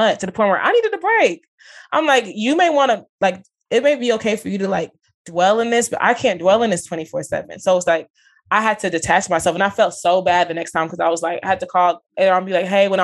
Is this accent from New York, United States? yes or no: no; Dallas, Texas, United States; I'm born and raised in Dallas